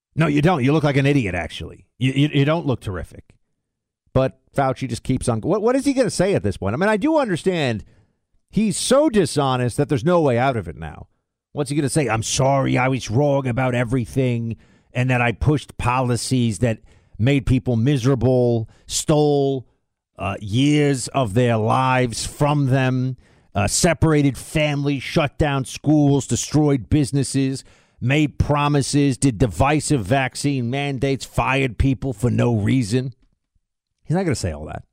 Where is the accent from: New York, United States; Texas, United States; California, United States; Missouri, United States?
New York, United States; also born or lived in Florida; I'm gonna be up in New York, though, my hometown.